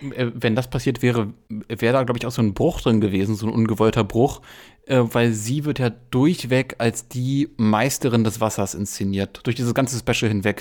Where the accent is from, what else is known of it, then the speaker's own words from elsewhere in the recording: Berlin, Germany; ich bin ja Berliner